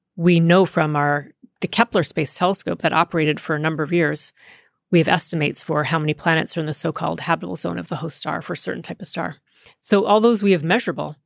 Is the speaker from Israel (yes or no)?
no; Canada; first language English; I grew up in Canada, where French is supposedly taught to all of us English-speaking Canadians.